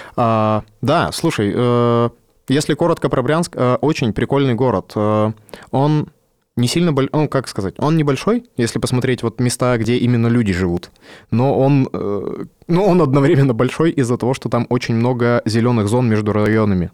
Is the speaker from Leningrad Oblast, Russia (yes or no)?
no; Yekaterinburg, Sverdlovsk Oblast, Russia; also born or lived in Omsk; Я э, родился в Омске, почти всю жизнь прожил в Екатеринбурге.